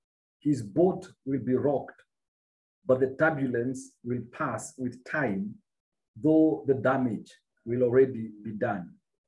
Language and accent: English; Kenya; And I'm very passionate about my nation because I'm a Kenyan.